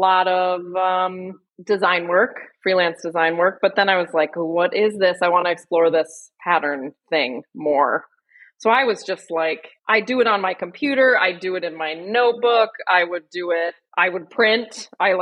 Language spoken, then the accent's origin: English; Burlington, Vermont, United States; I'm from Burlington, Vermont